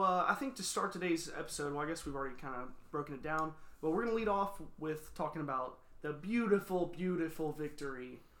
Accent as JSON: {"language": "English", "town": "Goodlettsville", "region": "Tennessee", "country": "United States", "tie": "born or raised there", "also_born_or_lived": "Nashville", "said": "Grew up in Nashville. Well, born in Nashville, grew up in Goodlettsville."}